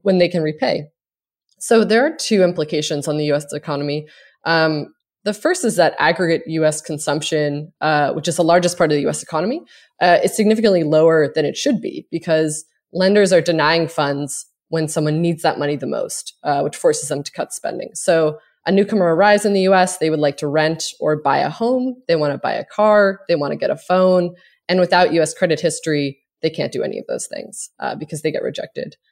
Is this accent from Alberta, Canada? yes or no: no; Cape Breton, Nova Scotia, Canada; now in United States